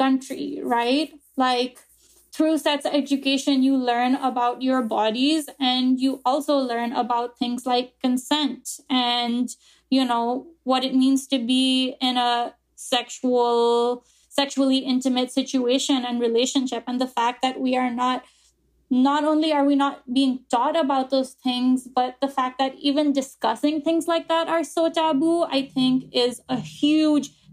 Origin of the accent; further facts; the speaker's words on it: Pakistan; now in Jersey City, United States; my experience as a Pakistani girl and woman growing up in Pakistan